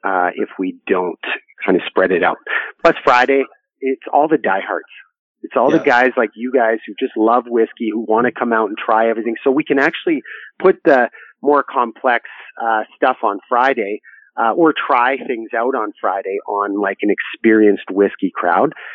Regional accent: Canada; I'm from Canada

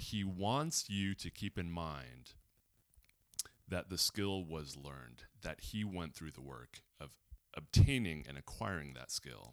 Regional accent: Los Angeles, California, United States; growing up in Los Angeles, being adjacent to Hollywood

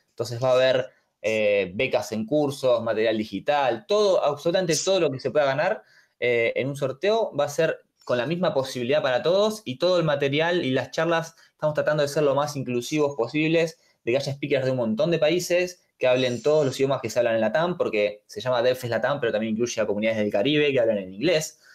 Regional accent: Buenos Aires, Argentina; Soy de Buenos Aires, Argentina

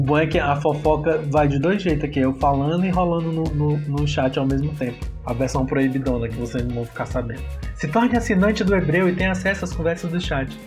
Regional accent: Chorozinho, Ceará, Brazil; also born or lived in Fortaleza; now in Brasília, Brazil; eu sou do interior do estado. sou de Chorozinho, a primeira vez que eu saí da minha terra para outro lugar, eu fui morar na capital

